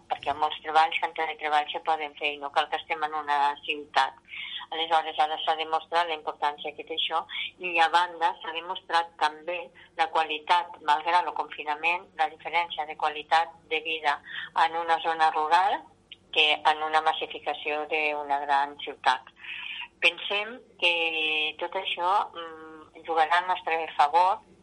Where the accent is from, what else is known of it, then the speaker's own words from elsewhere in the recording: Vinebre, Catalonia, Spain; soc alcaldessa i soc de Vinebre